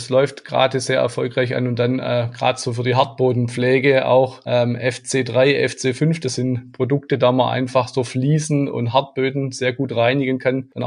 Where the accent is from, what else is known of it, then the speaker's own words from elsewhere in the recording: Baden-Württemberg, Germany; Jawohl, das stimmt gebürtiger Schwabe und Schwabe auch durch und durch.